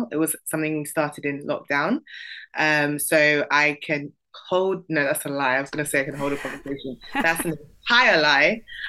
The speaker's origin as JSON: {"language": "English", "region": "London", "country": "United Kingdom", "tie": "born or raised there", "said": "I'm British Nigerian, which basically means I'm of Nigerian heritage, born and raised in London. I'm also Igbo."}